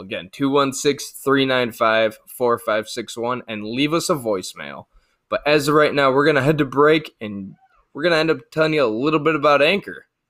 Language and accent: English; Cleveland, Ohio, United States; we're from Cleveland